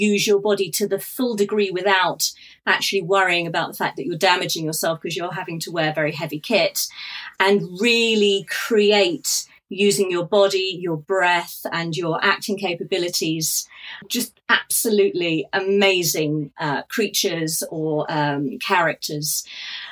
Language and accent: English; Norfolk, East of England, United Kingdom; I grew up in Norfolk in the United Kingdom